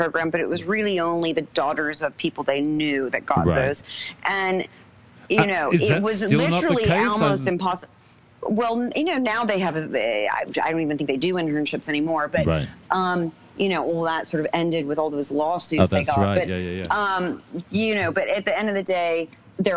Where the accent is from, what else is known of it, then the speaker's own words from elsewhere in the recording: New York, United States; moved away as an adult; also born or lived in London; I'm a photographer from New York